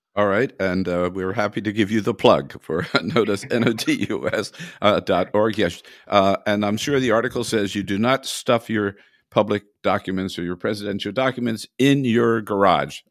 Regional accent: California, United States; I am from California

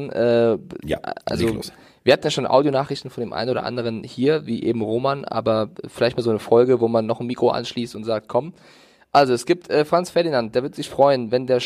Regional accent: Frankfurt, Hesse, Germany; ich bin Frankfurter Junge, Carsten.

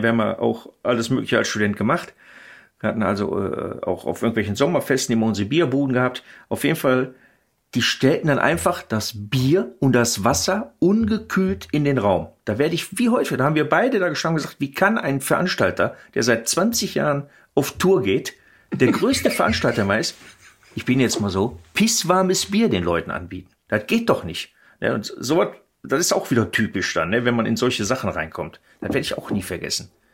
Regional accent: Ruhr area, North Rhine-Westphalia, Germany; Ich bin ja, äh, Ruhrpottler

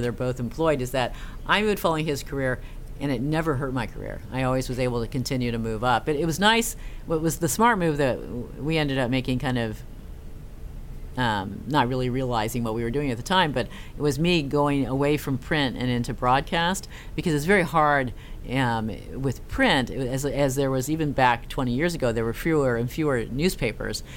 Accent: Castro Valley, California, United States; born or raised there; also born or lived in Norway

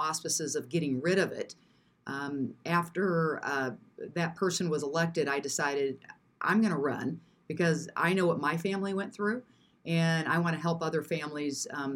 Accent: Springfield, Illinois, United States; moved away as an adult; now in Quad Cities, United States; I grew up in Springfield in the state capital

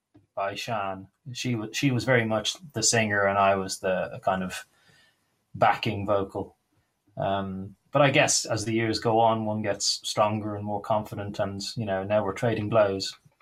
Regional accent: Dublin, Leinster, Ireland; moved away as an adult; also born or lived in Gloucestershire; now in Wales, United Kingdom; I grew up in Talla. I've spent the later years right in the middle of town, just off Parnell Street, up on North Great George's Street.

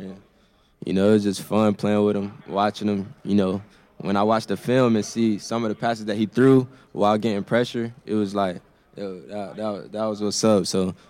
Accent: Florida, United States; I like the Dolphins. I'm from Florida, so I like the Dolphins growing up.

